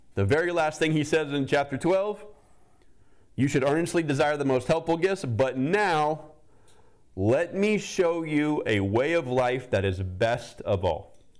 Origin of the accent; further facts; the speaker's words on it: the South, United States; Growing up in the South